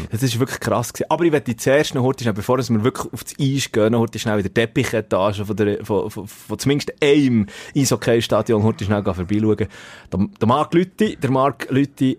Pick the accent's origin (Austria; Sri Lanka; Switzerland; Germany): Switzerland; als Schweizer